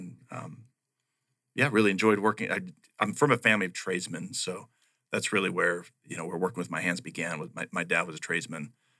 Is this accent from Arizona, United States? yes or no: yes; Payson, Arizona, United States; now in Miami, United States; I'm a native here of Arizona. I was born here in the state and was raised up in Payson. So actually a little bit north of Payson. So I was raised on the East Verde River